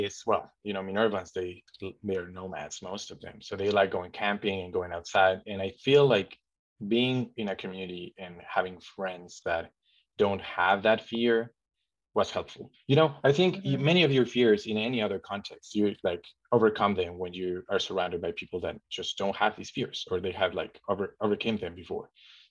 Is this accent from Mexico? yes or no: yes; Mexico; But even growing up, I still felt pretty unsafe going outside my house